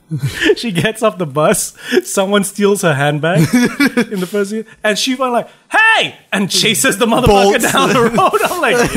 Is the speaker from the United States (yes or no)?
no; England, United Kingdom; Glad I grew up in England.